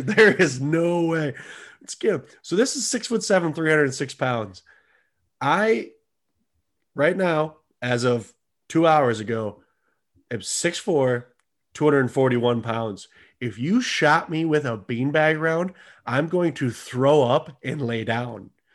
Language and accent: English; United States; I'm an American